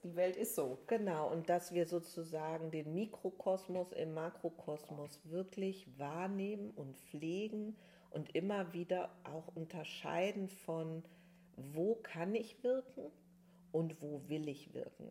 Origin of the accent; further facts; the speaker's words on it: Germany; hier jetzt bei uns in Deutschland